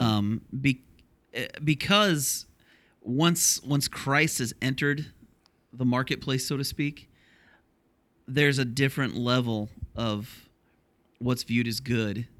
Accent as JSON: {"language": "English", "region": "Ohio", "country": "United States", "tie": "born or raised there", "moved": "yes", "said": "applying for a church in my hometown where I grew up in Ohio"}